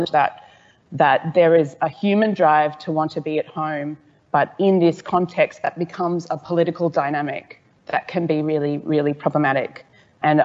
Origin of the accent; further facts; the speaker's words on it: Brisbane, Queensland, Australia; I am also from Meanjin, which is the home of ICRR, and that is Yagara land